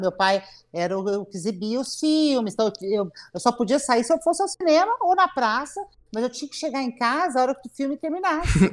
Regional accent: Arceburgo, Minas Gerais, Brazil; accent: caipira; also born or lived in São Paulo; now in Mococa, Brazil; eu nasci em Mococa porque em Arceburgo, onde minha família morava, não tinha maternidade. Então a gente vinha nascer em Mococa, né? Algumas pessoas. E depois eu fui criada em Erceburgo

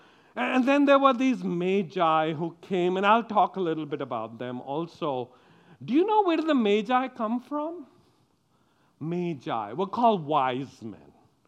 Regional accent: Sweden; We live in the West. We do not show our anger, especially when we come from Sweden.

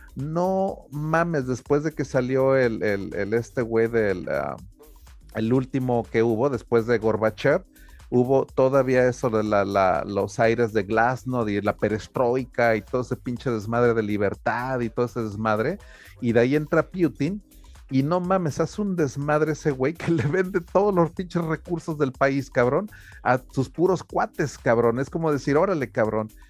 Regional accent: Taxco, Guerrero, Mexico; Tasco, por ejemplo, de donde yo me crié

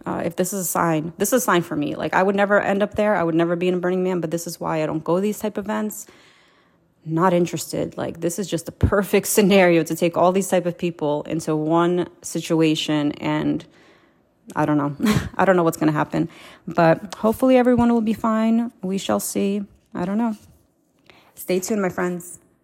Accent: Moldova; I was born in Moldova.

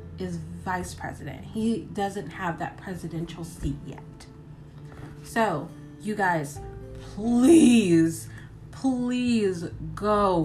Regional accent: United States; me as an American citizen, me as a voter

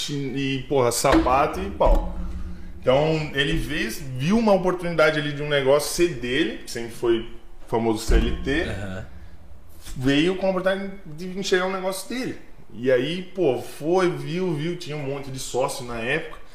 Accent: Curitiba, Paraná, Brazil; born there; Cara, eu vim da, nasci em Curitiba, na verdade. Então vim pra cá com 95. Foi quando meu pai se mudou pra cá, 96. Me mudei pra Timbó

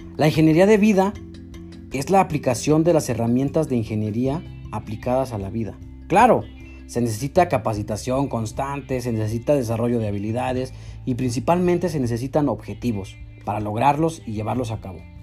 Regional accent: Mexico; somos los mexicanos

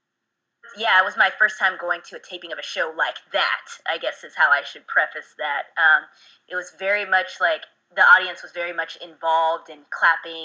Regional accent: Lemoore, California, United States; moved away as an adult; also born or lived in Japan; now in Los Angeles, United States; I grew up in Lemoore, California, which is about a 3-hour ride away from

